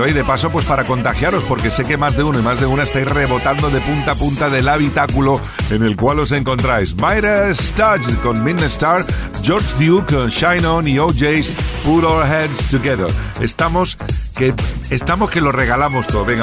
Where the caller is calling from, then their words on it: Navarre, Spain; soy … de Navarra y tanto yo como mi mujer somos unos forofos de tu programa.